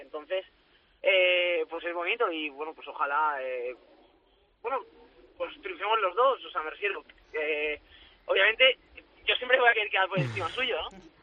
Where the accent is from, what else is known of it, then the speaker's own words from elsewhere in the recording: Valencia, Valencian Community, Spain; en mi tierra